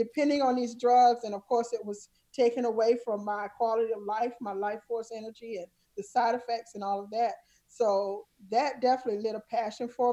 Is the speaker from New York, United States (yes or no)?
no; South Carolina, United States; I grew up in the South, small town, South Carolina.